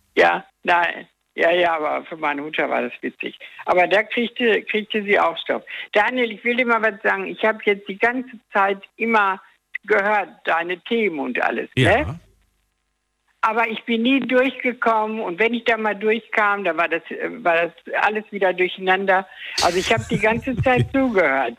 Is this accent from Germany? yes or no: yes; Dortmund, North Rhine-Westphalia, Germany; ich komme aus Dortmund